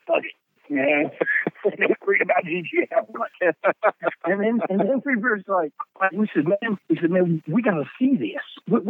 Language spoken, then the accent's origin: English; the South, United States; for us, it basically meant we're from the South and we're proud of it.